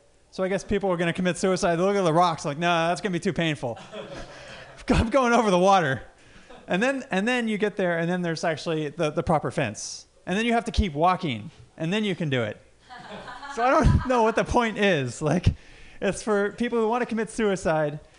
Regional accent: San Francisco Bay Area, California, United States; I'm actually from the Bay Area

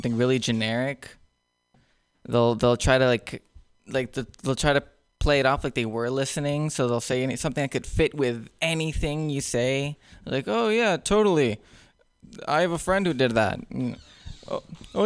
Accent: Nicaragua; English is a second language; now in United States; I grew up in Nicaragua my whole life

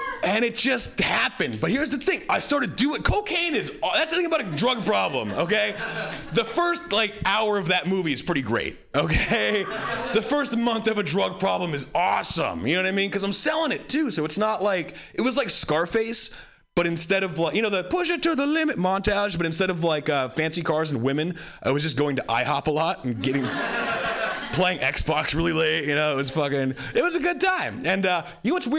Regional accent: Hawaii, United States; I grew up white in Hawaii.

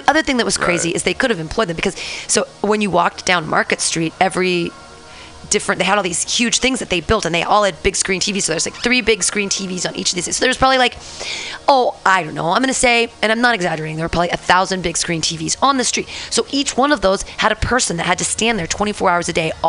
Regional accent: San Diego, California, United States; I'm from San Diego, I love San Diego, Super Chargers

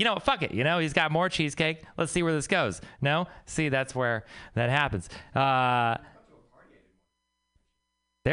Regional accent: Texas, United States; moved away; I'm from Texas

